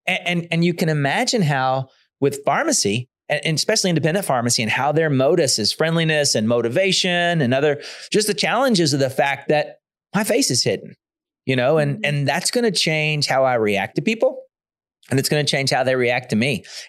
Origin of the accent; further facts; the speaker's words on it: the South, United States; I'm from the South. That's what we do. We say hi.